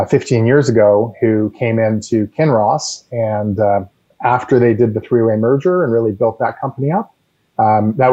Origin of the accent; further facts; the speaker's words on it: Hamilton, Ontario, Canada; moved away as an adult; also born or lived in New York / Istanbul / United Kingdom; I grew up beside Hamilton, Ontario, so in southern Ontario.